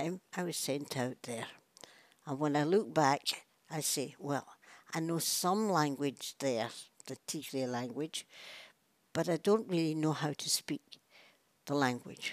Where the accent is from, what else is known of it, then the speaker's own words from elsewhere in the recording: Glasgow, Scotland, United Kingdom; moved away as an adult; also born or lived in Eritrea; I was born over in Garrow Hill, which was a new scheme at the time and supposed to be quite posh